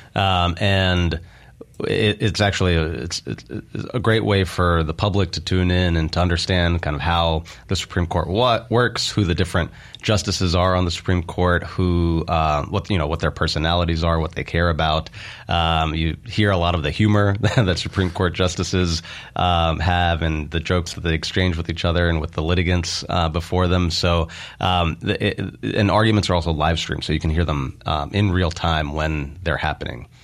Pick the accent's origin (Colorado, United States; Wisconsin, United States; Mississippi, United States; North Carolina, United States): Mississippi, United States; Meridian; moved away as an adult; also born or lived in California / New York; I was born in Meridian, uh, grew up in Meridian